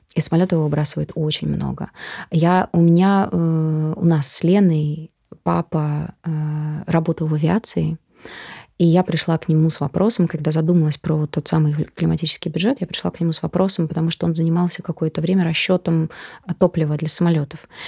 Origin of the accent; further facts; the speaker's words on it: Moscow, Russia; Мы такие москвичи